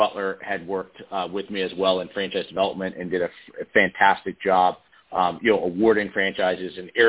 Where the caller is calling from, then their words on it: Doylestown, Pennsylvania, United States; I'm calling from Doylestown, Pennsylvania, just outside of Philadelphia.